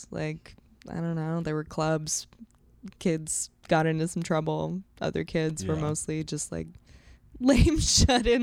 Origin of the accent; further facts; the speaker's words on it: Silicon Valley, California, United States; moved away; I grew up in the Silicon Valley.